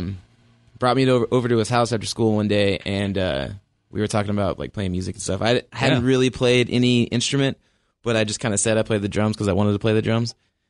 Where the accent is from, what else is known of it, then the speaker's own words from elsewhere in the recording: Oklahoma, United States; moved away as an adult; now in Seattle, United States; I'm from Oklahoma originally.